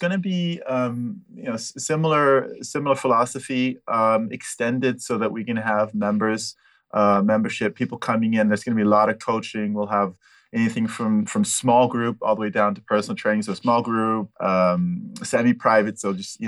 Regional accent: Switzerland; also born or lived in Pasadena, California, United States / Altadena, California, United States; I've been in Switzerland since 78. Done all my schooling in Switzerland.

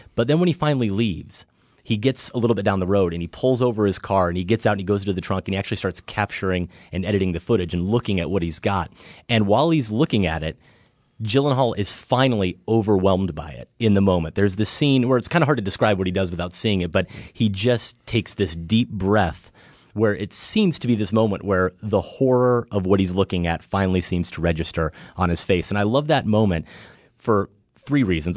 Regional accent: Midwest, United States; humble kid growing up in the Midwest

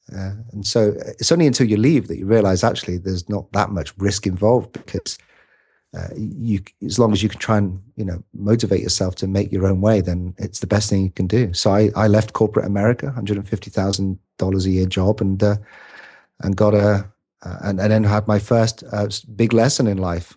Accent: United Kingdom; I'm a Brit. I'm a scrawny little Brit

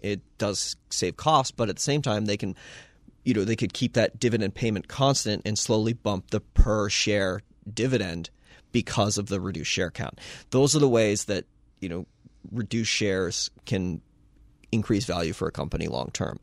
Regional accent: United States; we in the United States, a, as American investors

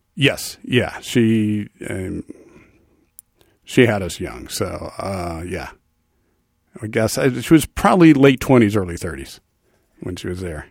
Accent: the Valley, California, United States; also born or lived in Ohio / New York; ten years in Ohio, and then m, my family came out here when I was ten, and I've been in the Valley, uh, since

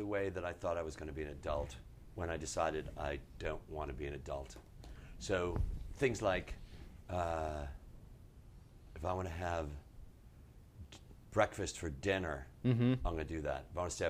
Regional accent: Chicago, Illinois, United States; moved away; Growing up in Chicago

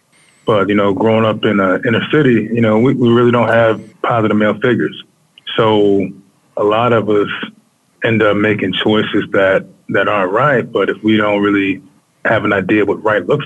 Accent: Baltimore, Maryland, United States; moved away as an adult; now in Washington, D.C., United States; I'm born and raised in Baltimore.

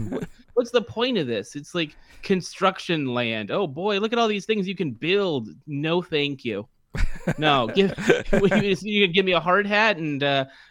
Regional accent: near Fresno, California, United States; I grew up near Fresno

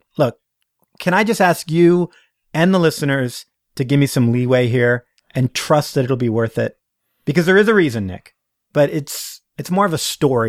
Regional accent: Toronto, Ontario, Canada; moved away as an adult; also born or lived in San Francisco, United States; I was born in Toronto, Canada, and raised just outside the city. It is where I spent my formative years, as they say. It is also where I currently live, though I spent most of my adult life living in the USA, San Francisco to be exact, where I lived from 1996 until 2015.

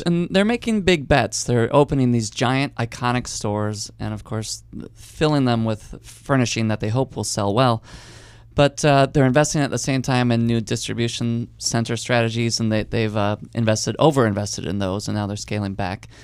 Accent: Chicago, Illinois, United States; growing up in Chicago in the early nineties

